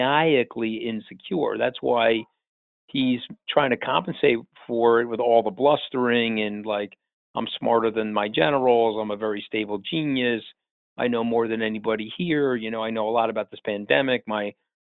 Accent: New York, United States; I'm a New Yorker

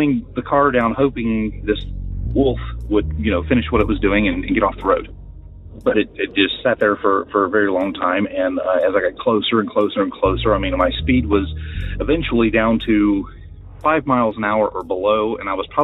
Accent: West Virginia, United States; also born or lived in Upper Michigan; now in New Mexico, United States; I'm from West Virginia

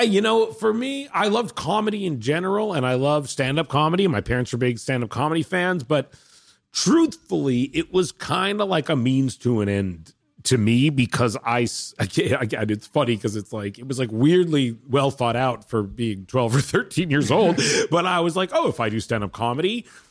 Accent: Vancouver, British Columbia, Canada; I'm from Vancouver, where they made movies, not to say it's like I grew up in Hollywood

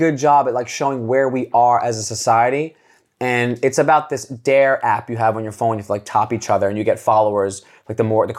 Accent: New York City, New York, United States; I was from Staten Island. I'm like this authentic kid from the burbs.

